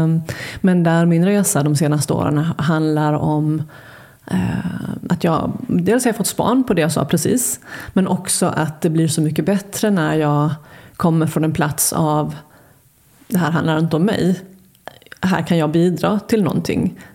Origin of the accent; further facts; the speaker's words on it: Halmstad, Halland County, Sweden; also born or lived in Luleå; jag är född i Luleå. Har, ehm, men när vi flyttade till Halmstad när jag var sju